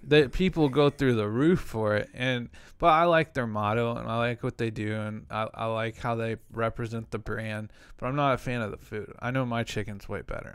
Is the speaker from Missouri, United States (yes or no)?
yes; Kansas City, Missouri, United States; also born or lived in Santa Ana, California; I'm from Kansas City